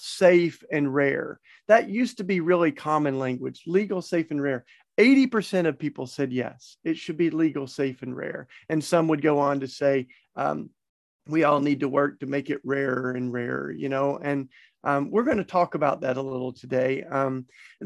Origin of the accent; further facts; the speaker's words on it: the Bible Belt, the South, United States; I grew up in the Bible Belt